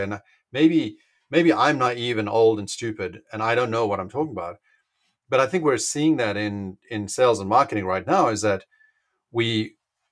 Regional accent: South Africa; moved away; also born or lived in Richmond, London; I grew up in South Africa

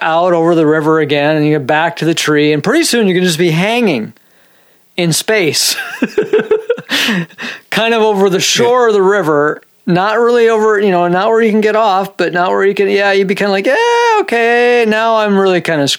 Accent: Minnesota, United States; born there; Nah, I'm, you know, I was born in Minnesota. But yeah, I don't know. I can't even do my Minnesota accent.

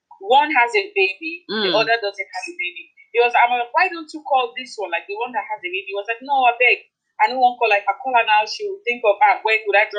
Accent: Delta, Nigeria; moved away as an adult; also born or lived in Edo State; now in Netherlands; I'm from Edo State, but I was born and bred in Delta State. Had all my life in university, all schools there in Delta State.

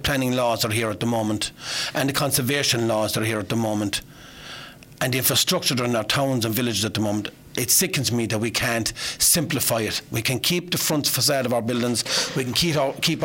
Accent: Kilmallock, Munster, Ireland; also born or lived in Bruree / Croom / Granagh; was born in Benogue. I moved to Drumminaglacca in 1980 with my father, and I went to school in Kilmallock.

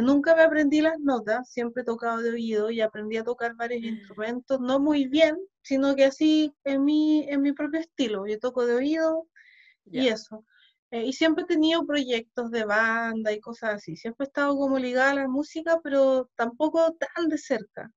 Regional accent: Chile; also born or lived in Ukraine / Sweden; Yo acá llegué chica igual, yo acá llegué como a los siete años

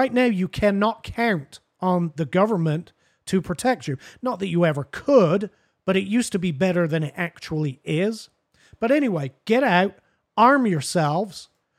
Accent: Martha's Vineyard, Massachusetts, United States; Listen, I'm from Martha's Vineyard. What can I say?

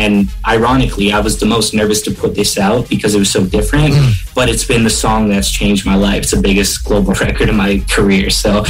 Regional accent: Canada; as a Canadian artist

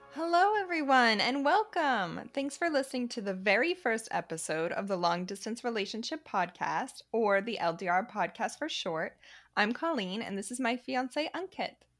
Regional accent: a suburb south of Boston, Massachusetts, United States; moved away as an adult; also born or lived in Chicago; now in Paris, France; I grew up in a suburb south of Boston

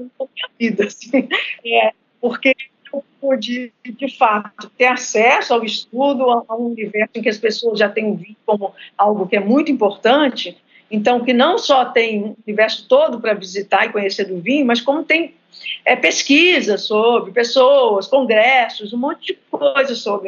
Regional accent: Minas Gerais, Brazil; moved away as an adult; now in Rio de Janeiro, Brazil; Eu moro atualmente no Rio, mas eu sou mineira

